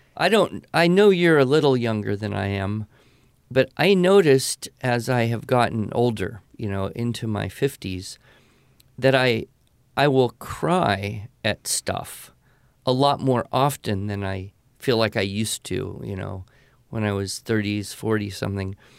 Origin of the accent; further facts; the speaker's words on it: California, United States; I grew up in California